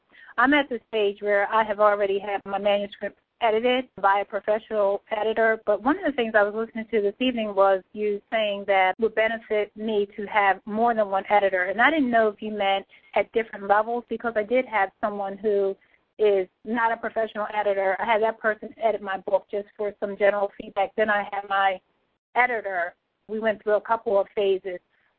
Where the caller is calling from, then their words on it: Pennsylvania, United States; I'm calling from Pennsylvania.